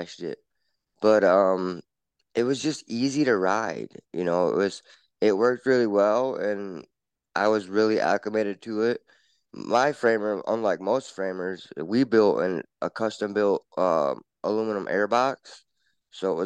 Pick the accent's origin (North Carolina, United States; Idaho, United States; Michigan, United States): Michigan, United States; growing up in Michigan